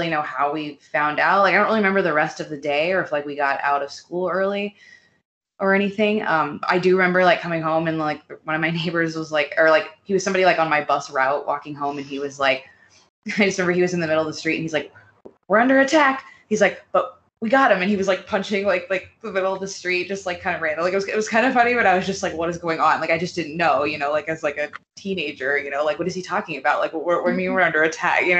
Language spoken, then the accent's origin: English; Washington, United States; I was in the same time zone as you guys, Pacific time zone, because I'm from Washington State. I think I was like 16, so I was like in high school.